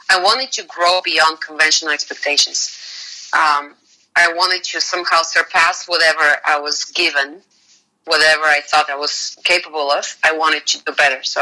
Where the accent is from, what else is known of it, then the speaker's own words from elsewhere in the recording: Bulgaria; English is a second language; moved away as an adult; now in United States; the moment I left Bulgaria